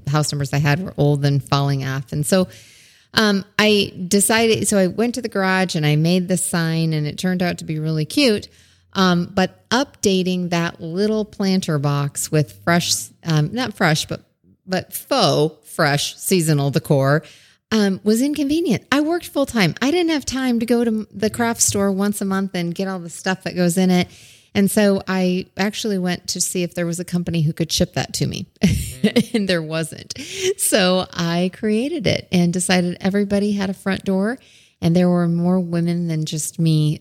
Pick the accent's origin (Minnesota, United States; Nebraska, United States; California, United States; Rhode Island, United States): Nebraska, United States; Omaha; also born or lived in Blair, Nebraska; I am from Blair, Nebraska, actually, but in Omaha most of my life.